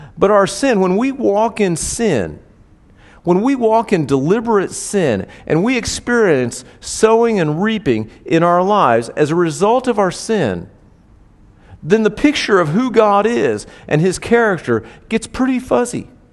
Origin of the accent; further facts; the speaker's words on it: Indianapolis, Indiana, United States; I grew up in Indianapolis